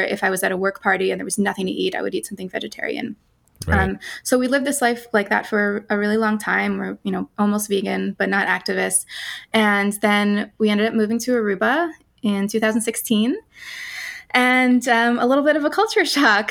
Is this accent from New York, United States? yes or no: yes; New York City, New York, United States; moved away as an adult; also born or lived in Netherlands; I grew up mostly in New York City